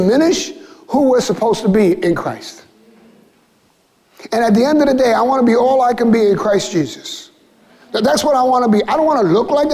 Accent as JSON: {"language": "English", "town": "New York City", "region": "New York", "country": "United States", "tie": "born or raised there", "said": "I grew up in Williamsburg before sidewalk cafes and paint lounges and before anybody started calling East and West Williamsburg. For me, it was the South Side"}